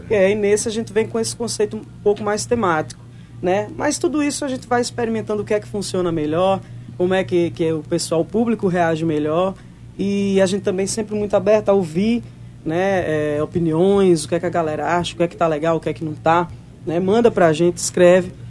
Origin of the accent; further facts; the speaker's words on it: Campina Grande, Paraíba, Brazil; moved away as an adult; now in João Pessoa, Brazil; Eu que sou de Campina Grande, nasci, me criei ali dentro daquele São João